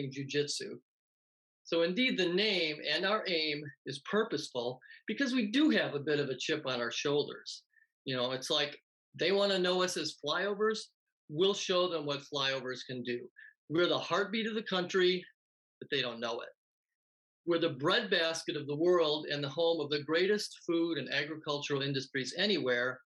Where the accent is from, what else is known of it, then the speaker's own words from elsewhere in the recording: Wisconsin, United States; growing up in Wisconsin